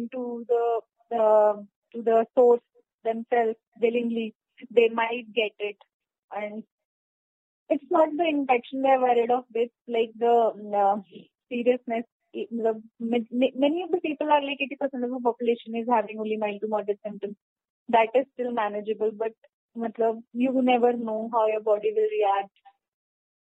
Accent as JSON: {"language": "English", "region": "Delhi", "country": "India", "said": "I am from Delhi only"}